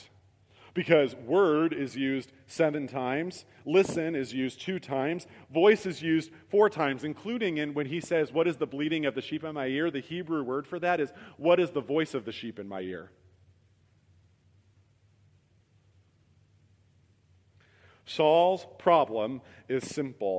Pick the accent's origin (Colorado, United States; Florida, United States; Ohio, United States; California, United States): Ohio, United States; Cortland; now in Champion, United States; I live in Champion. I grew up in Cortland